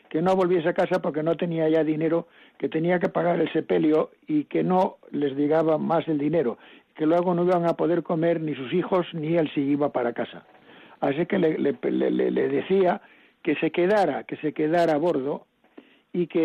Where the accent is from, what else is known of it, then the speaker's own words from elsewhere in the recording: Cayón, Cantabria, Spain; born there; me voy a la Virgen de los Milagros de donde nací, solo nací, en Cayón.